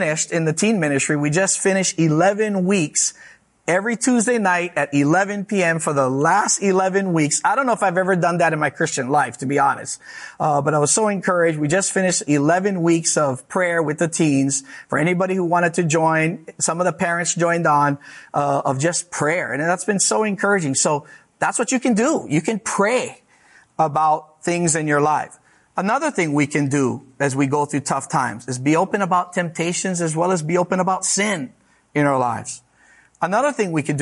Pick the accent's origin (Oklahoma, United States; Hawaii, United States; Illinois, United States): Hawaii, United States; moved away; I'm from Hawaii.